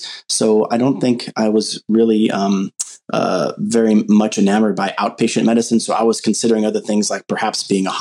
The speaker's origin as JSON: {"language": "English", "region": "Southern California", "country": "United States", "tie": "born or raised there", "said": "growing up in Southern California"}